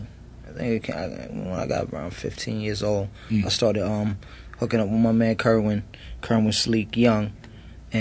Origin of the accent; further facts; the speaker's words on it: Hempstead, New York, United States; growing up on Terrace was just like you know, I guess it was just like any other projects